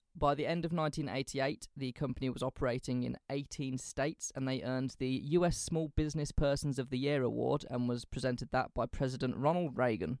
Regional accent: England, United Kingdom; we're from England

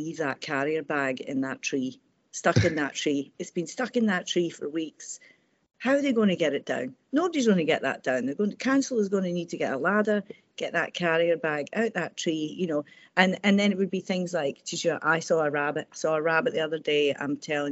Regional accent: Airdrie, Scotland, United Kingdom; I grew up in Airdrie, sort of from about age 9 to age about 17.

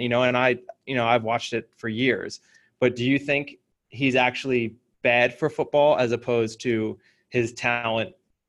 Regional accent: United States; as an American

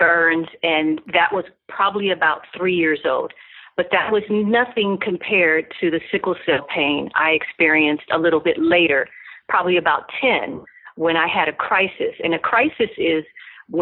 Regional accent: Los Angeles, California, United States; I was born and raised in Los Angeles, California

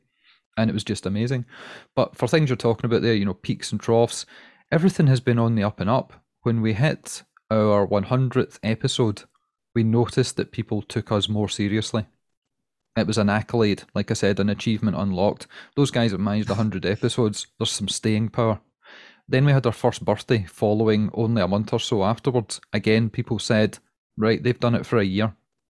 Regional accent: Scotland, United Kingdom; And we're also Scottish. And the Scottish part really helps us out, because everybody in America loves Scotland and they love a Scottish accent, and we can do no wrong.

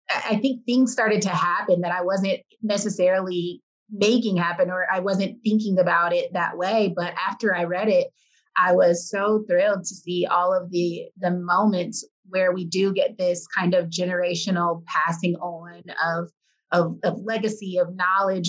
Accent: Detroit, Michigan, United States; I'm from Detroit

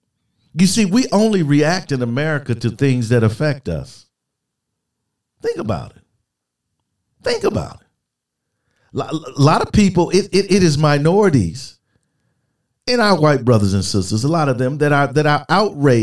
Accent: United States; as an American, especially as an American military man

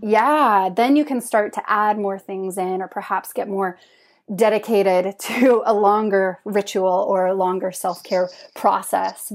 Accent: Idaho, United States; also born or lived in Utah / Trondheim, Norway; now in Oslo, Norway; I'm from Idaho, cold and snowy

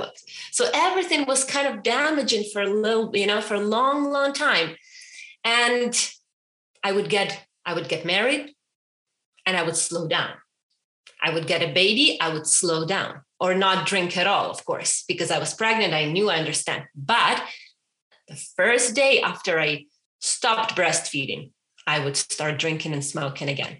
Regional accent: Ukraine; moved away as an adult; I was raised and born in Ukraine for 27 years, 28

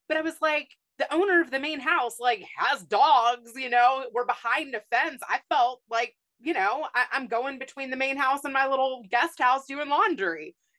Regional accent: Kentucky, United States; also born or lived in Los Angeles; now in Houston, United States; I grew up in Kentucky

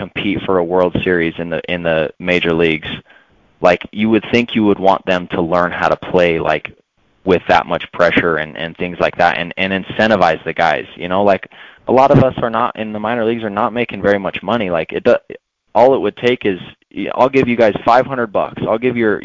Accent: Utah, United States; about 25 minutes from where I grew up in Utah

